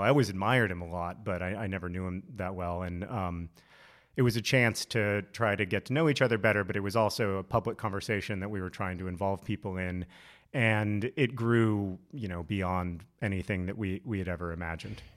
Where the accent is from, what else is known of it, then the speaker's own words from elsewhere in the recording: Alabama, United States; I grew up in Alabama